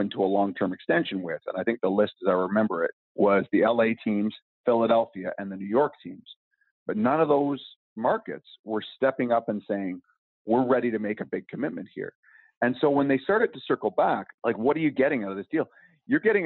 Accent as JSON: {"language": "English", "town": "Vancouver", "region": "British Columbia", "country": "Canada", "said": "I'm from Vancouver"}